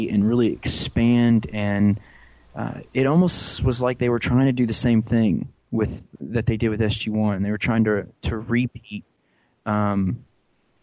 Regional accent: St. Louis, Missouri, United States; I was born in St. Louis, Missouri.

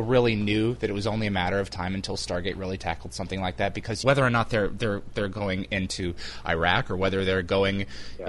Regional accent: United States; I'm American

